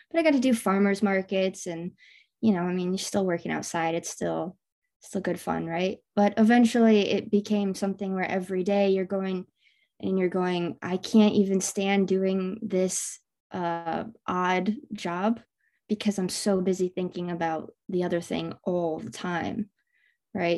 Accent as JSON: {"language": "English", "region": "Michigan", "country": "United States", "tie": "born or raised there", "said": "I, I grew up in Michigan"}